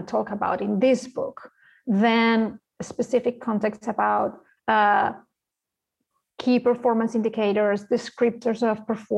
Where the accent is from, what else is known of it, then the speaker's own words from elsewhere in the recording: Spain; English is a second language; moved away; I'm from Spain, as you can tell by the accent